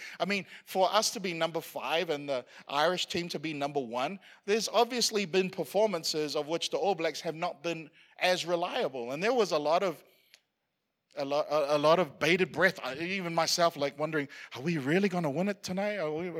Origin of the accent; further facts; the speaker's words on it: Queensland, Australia; like it's hard being a Queenslander because we keep winning all the time.